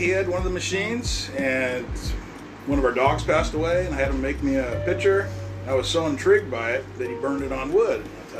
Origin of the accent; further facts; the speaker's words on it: Vancouver, Washington, United States; I grew up in Vancouver.